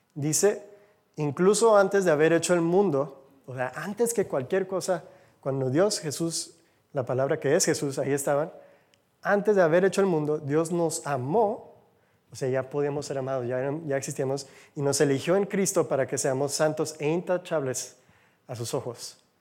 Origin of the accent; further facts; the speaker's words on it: United States; Spanish is a second language; now in Mexico; Soy de Gringolandia, como dicen, del otro lado del charco.